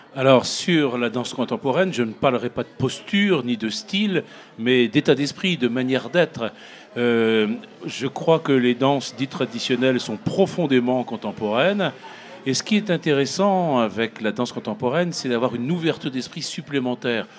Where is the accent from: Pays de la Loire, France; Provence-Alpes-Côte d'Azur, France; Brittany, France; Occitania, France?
Brittany, France; je viens de Bretagne